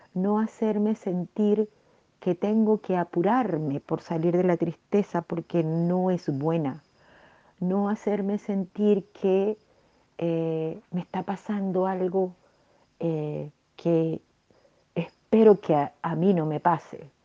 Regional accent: Venezuela; como diríamos en mi país, Venezuela

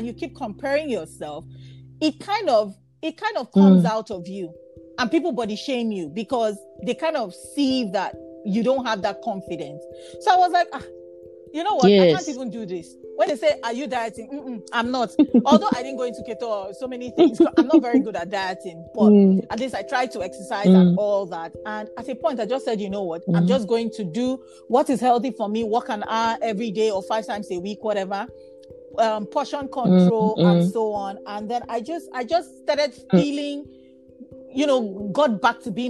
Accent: Bayelsa, Nigeria; I'm from Bayelsa State, and my tribe is Nembe, and in my language

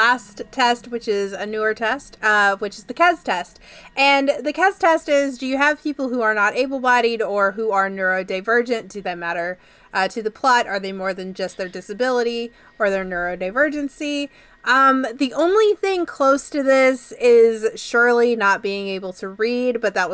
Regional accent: Canada

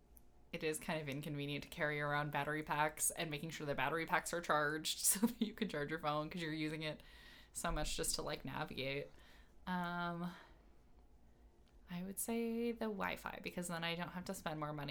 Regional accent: Chicagoland suburbs, Illinois, United States; growing up in the Chicagoland suburbs

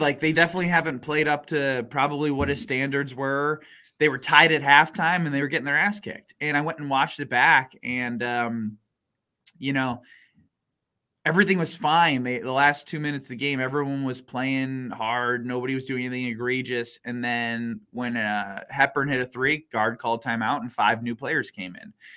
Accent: Big Ten country, Midwest, United States; I grew up in the Big Ten country

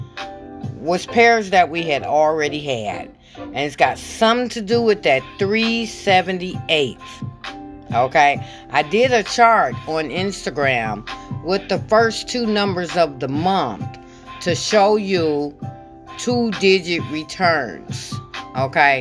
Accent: Michigan, United States; I'm from Michigan

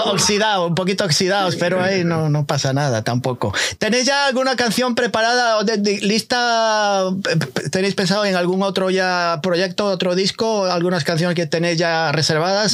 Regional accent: Galicia, Spain; now in United States; yo soy gallego

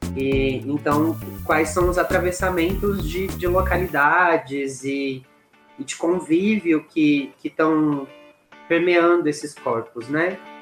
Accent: interior of São Paulo, Brazil; moved away as an adult; also born or lived in Araraquara, São Paulo; now in Ouro Preto, Brazil; sou do interior de São Paulo

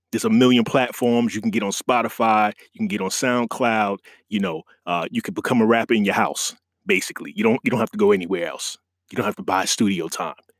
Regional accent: New York, United States; being a New York guy

